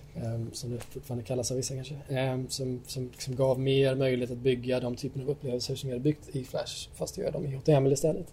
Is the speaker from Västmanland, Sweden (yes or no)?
no; Gothenburg, Västra Götaland, Sweden; also born or lived in Vårkumla / Stockholm; now in Jönköping, Sweden; Jag är född och uppvuxen här i Sverige, i Göteborg